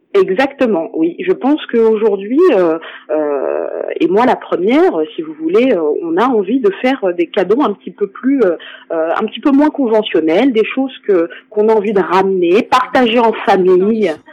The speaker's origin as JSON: {"language": "French", "country": "France", "said": "en tant que française"}